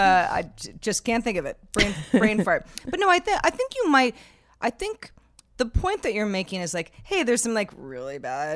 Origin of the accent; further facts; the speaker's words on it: Northern California, United States; We're both from Northern California. Mm-hmm. We're roughly the same age.